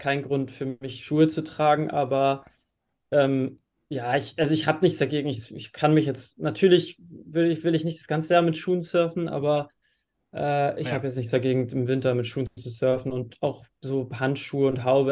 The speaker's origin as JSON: {"language": "German", "town": "Flensburg", "region": "Schleswig-Holstein", "country": "Germany", "tie": "born or raised there", "moved": "yes", "lives_now": "Klitmøller, Denmark", "said": "komme gebürtig aus Flensburg ähm, und wohne jetzt mittlerweile in Klittmöller in Dänemark an der Nordwestküste"}